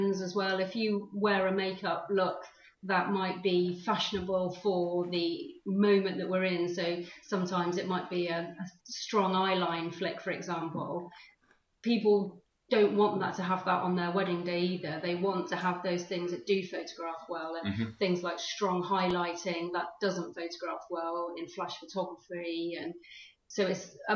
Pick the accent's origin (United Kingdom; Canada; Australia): United Kingdom; Weymouth, South West England; moved away; also born or lived in London; my hometown is Weymouth in Dorset, so I wanted to sort of come back